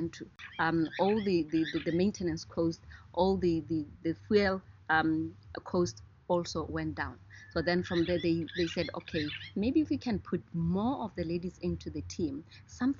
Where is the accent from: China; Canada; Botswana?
Botswana; Gumare, North-West District; also born or lived in Maun, Botswana; where I come from is closer to the Okavango Delta